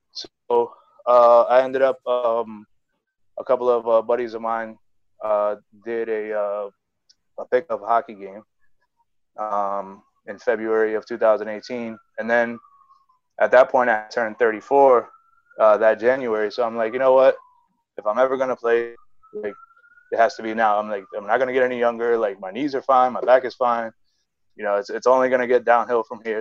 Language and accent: English; New York City, New York, United States; I'm growing up in the Bronx